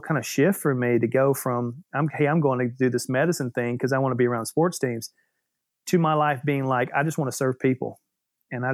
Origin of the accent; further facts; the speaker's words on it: Alabama, United States; moved away as an adult; also born or lived in California; now in New York City, United States; I was born and raised in Alabama